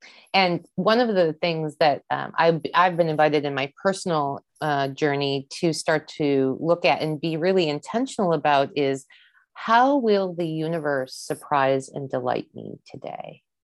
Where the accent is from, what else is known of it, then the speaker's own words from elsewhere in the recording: East Coast, United States; growing up on the East Coast of the US, I didn't really have an awareness.